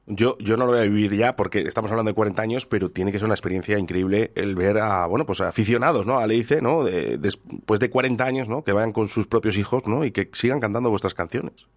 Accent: Durango, Basque Country, Spain; los que somos de Durango, de Yurreta, de Zaldívar

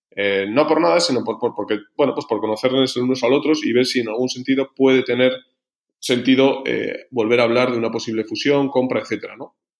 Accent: Logroño, La Rioja, Spain; moved away as an adult; now in Madrid, Spain; soy de Logroño

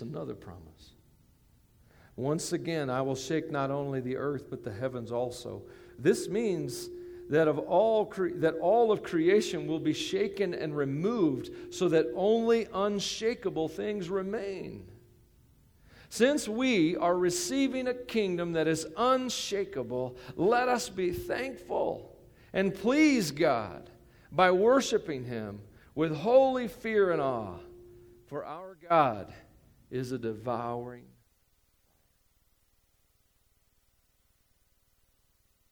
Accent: United States; I'm an American.

